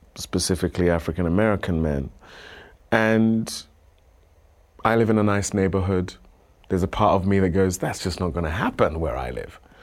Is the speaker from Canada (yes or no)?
no; United Kingdom; moved away as an adult; now in United States; moving here as a Brit